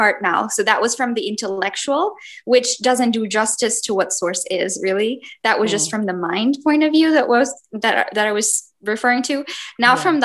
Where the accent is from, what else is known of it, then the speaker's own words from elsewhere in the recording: India; I had seven puppies growing up in India.